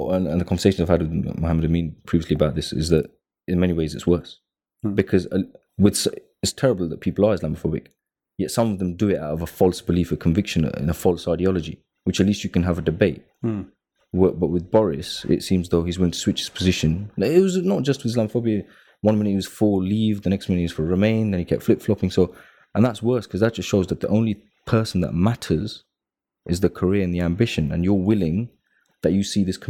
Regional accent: United Kingdom; I mean, as British Pakistanis, you know, the report came out 3 weeks with the lowest paid when it comes to earnings. We suffer a lot of discrimination in the jobs market, but British, Bangladeshi, and Pakistani.

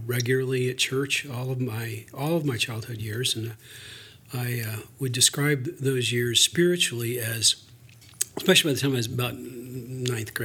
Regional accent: Kennewick, Washington, United States; also born or lived in Conway, Arkansas; I was born in Conway, Arkansas, and we moved to Washington State when I was 3. And so I grew up in Kennewick, Washington

